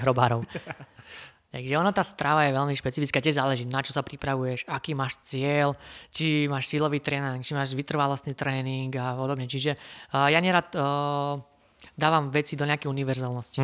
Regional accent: Kysuce, Žilina Region, Slovakia; Som z Kisúza

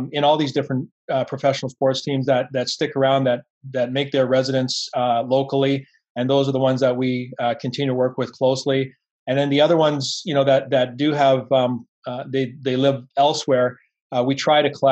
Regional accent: Vancouver, British Columbia, Canada; growing up in Vancouver and being immersed in that sort of high performance environment

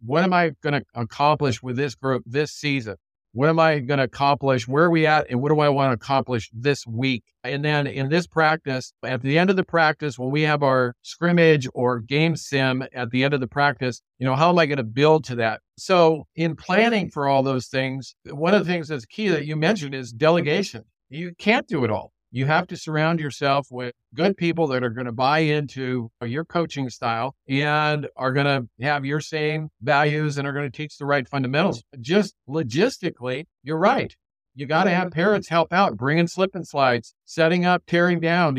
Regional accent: Southern California, United States; now in Portland/Vancouver area, United States; I'm from Southern California too. I grew up watching Rod Dedeo coach at USC.

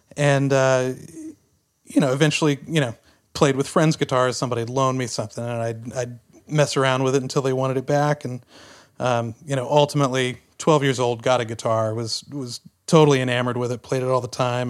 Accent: Tyler, Texas, United States; Growing up in Tyler, Texas, which was about a hundred miles east of Dallas

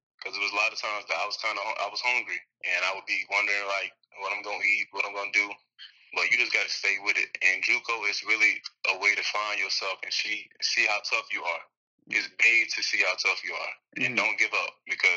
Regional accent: Florida, United States; I'm from Florida

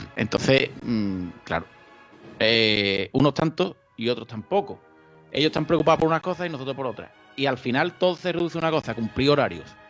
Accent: Chiclana de la Frontera, Andalusia, Spain; yo soy de Chiclana

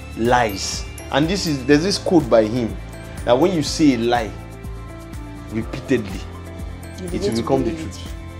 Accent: China; I remember when I was growing up in China, that used to be a thing of saying, go to where you are celebrated, not where you are tolerated.

